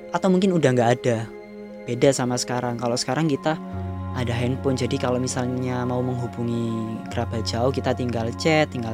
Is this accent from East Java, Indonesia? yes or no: yes; Surabaya, East Java, Indonesia; accent: Surabaya Javanese; first language Javanese; Indonesian is a second language; karena bahasa Jawa itu bahasa ibuku lebih tepatnya bahasa Surabayaan lah soalnya aku orang Surabaya ketok kan medok